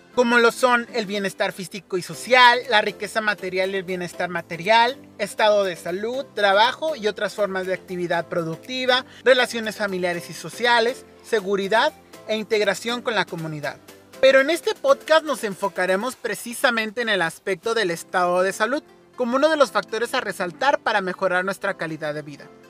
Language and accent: Spanish; Mexico; como mexicanos nos vemos expuestos